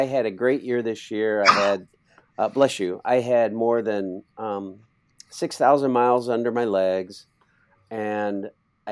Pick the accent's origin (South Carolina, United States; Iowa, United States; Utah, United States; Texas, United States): Iowa, United States